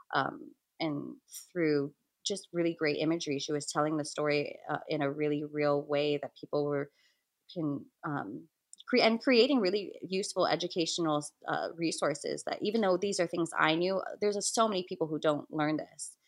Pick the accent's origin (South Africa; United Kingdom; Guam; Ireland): Guam; I'm from the Mariana Islands, primarily residing in Guahan, or Guam as it's better known, in the Western Pacific